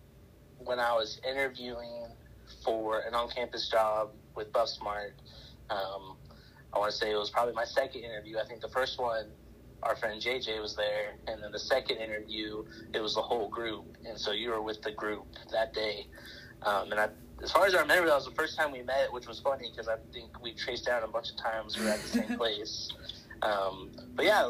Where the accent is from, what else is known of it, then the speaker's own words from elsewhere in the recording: Cheyenne Wells, Colorado, United States; also born or lived in Montrose, Colorado; we moved from Montrose, Colorado on the western slope to Cheyenne Wells, which is on, you know, the eastern plains